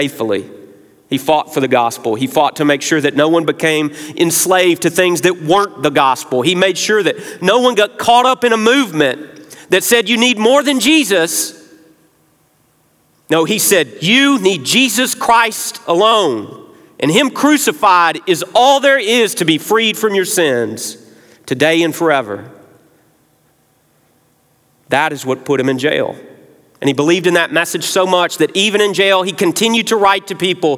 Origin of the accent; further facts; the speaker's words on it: Memphis, Tennessee, United States; now in South Carolina, United States; I'm not a native South Carolinian. I grew up proudly in Memphis, Tennessee